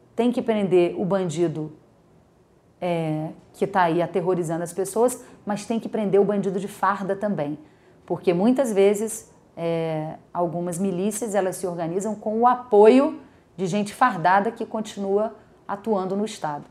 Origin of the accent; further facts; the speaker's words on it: Brazil; Nós somos brasileiros, né? eu, moro no Brasil